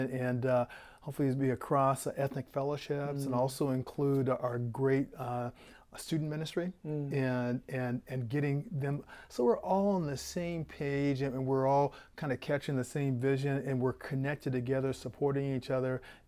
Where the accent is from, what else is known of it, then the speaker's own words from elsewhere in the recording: Portland, United States; And so I'm from Portland originally. I'm a PK, a preacher's kid.